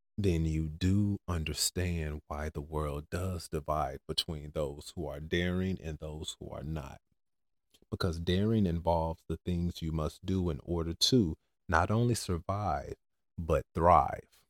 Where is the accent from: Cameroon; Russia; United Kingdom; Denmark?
Cameroon; now in United States; I come from Cameroon.